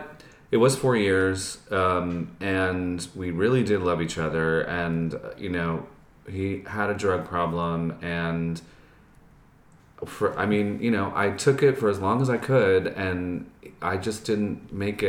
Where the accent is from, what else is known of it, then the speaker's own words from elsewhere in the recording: New York, United States; moved away as an adult; now in Los Angeles, United States; I'm from New York. I was born on the Upper East Side and Lenox Hill, and I grew up outside the city, and I went to high school in the Bronx